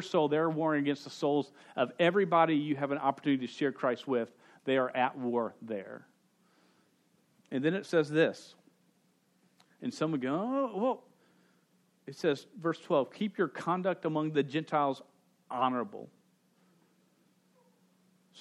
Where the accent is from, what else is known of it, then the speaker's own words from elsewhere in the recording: United States; I'm an American